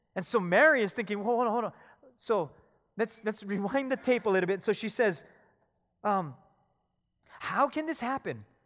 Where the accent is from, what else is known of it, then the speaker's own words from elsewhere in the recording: Philippines; I'm Filipino